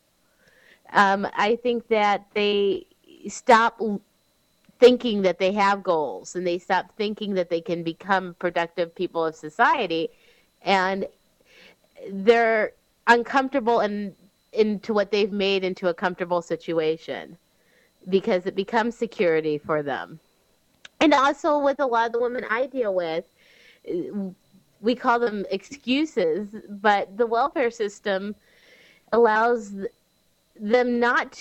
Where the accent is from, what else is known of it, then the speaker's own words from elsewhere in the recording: Cary, Illinois, United States; I'm from Cary, Illinois